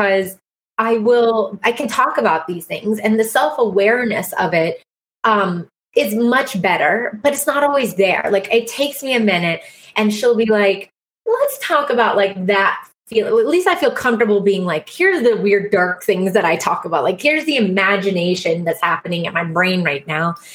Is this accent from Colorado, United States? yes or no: no; South Carolina, United States; I'm a hygienist from South Carolina